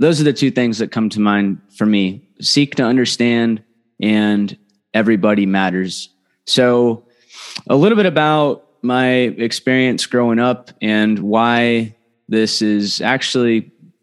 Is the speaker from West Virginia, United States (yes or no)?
no; just north of Los Angeles, Southern California, United States; we grew up in Southern California, lived just north of Los Angeles in a middle-class area